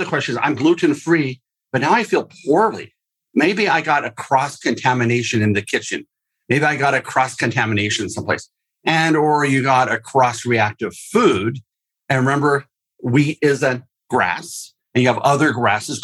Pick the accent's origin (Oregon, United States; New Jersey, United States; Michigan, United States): Oregon, United States; I'm from Oregon, microbrew capital of the world, or at least our state